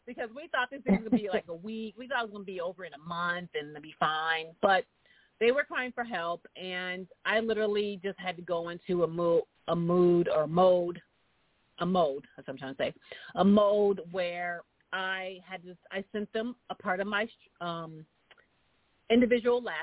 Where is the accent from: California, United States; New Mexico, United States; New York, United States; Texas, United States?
New York, United States; now in Los Angeles, United States; me being a New Yorker in L.A.